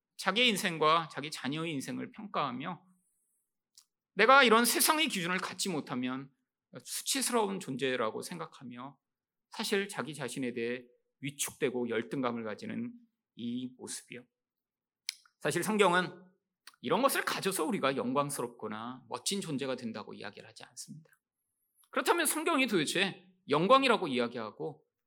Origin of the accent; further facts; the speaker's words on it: South Korea; 한국에서 태어나서